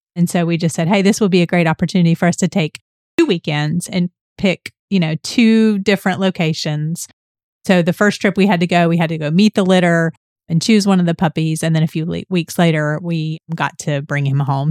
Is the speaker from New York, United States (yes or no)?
no; Atlanta, Georgia, United States; we're from Georgia, we're from Atlanta